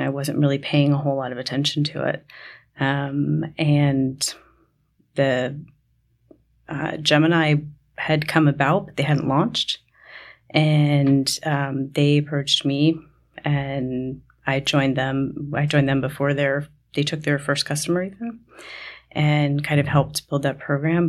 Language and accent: English; New York, United States; I grew up in New York